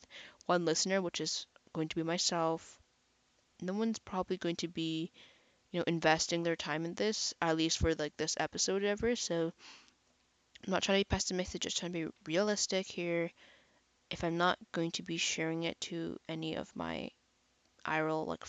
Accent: Canada; I'm actually Canadian

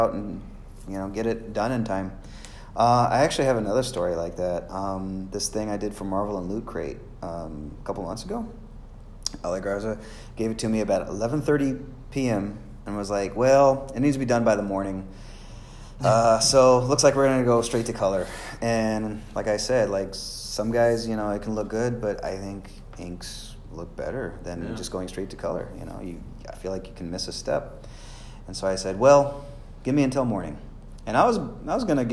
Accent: Houston, Texas, United States; my hometown

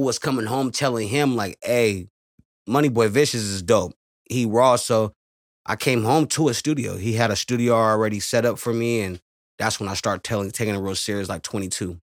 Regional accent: Merced, California, United States; I'm here from Merced, California

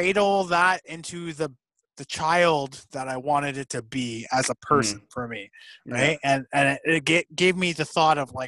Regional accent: Toronto, Ontario, Canada; moved away; also born or lived in Fort McMurray; I was born in Scarborough, dog. I'm from the ends, dog

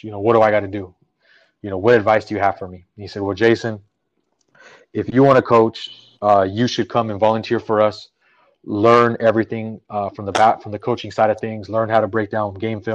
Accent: Montebello, California, United States; Growing up in East LA and Montebello

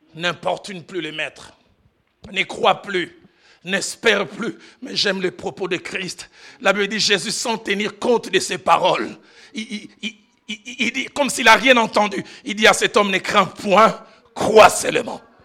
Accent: Kinshasa, DR Congo; j'ai grandi à Kinshasa

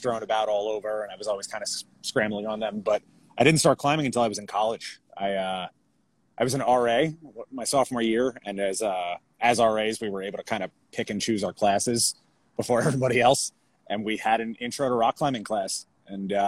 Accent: an hour outside of Manhattan, New York, United States; moved away as an adult; also born or lived in Florida; So I grew up in New York, basically grew up like an hour outside of Manhattan. I was born in Florida. Family moved up there when I was like two.

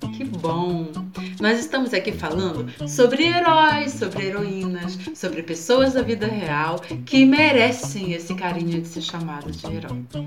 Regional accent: Macapá, Amapá, Brazil; Sou aqui de Macapá, na Amazônia

